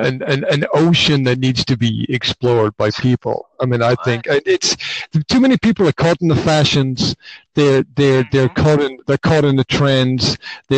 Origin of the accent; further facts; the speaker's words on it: Highlands of Scotland, United Kingdom; I grew up in the Highlands of Scotland